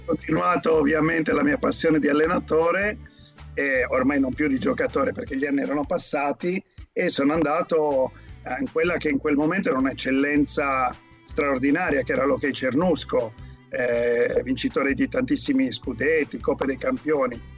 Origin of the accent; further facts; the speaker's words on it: Cagliari, Sardinia, Italy; moved away; sono nato a Cagliari